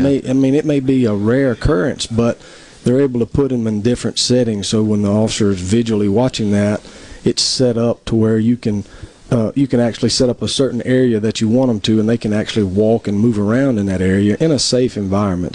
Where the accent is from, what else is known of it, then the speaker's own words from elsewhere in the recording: Tupelo, Mississippi, United States; I'm originally from Tupelo, mm-hmm. uh, born and raised there